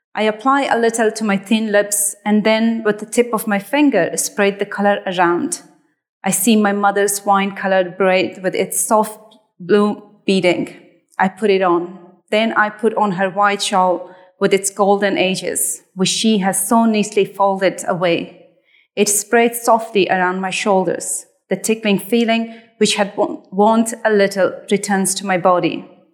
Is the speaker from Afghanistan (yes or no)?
yes; Afghanistan; moved away; this was piece of my home country